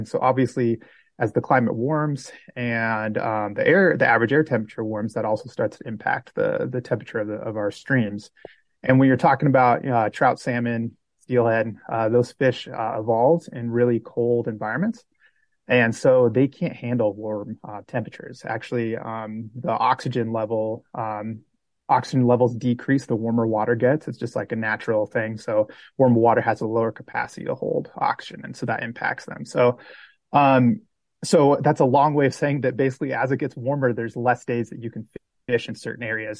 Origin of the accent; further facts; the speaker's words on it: Washington, United States; now in Montana, United States; I actually grew up in Washington, so I grew up in the Pacific Northwest before moving over to Montana.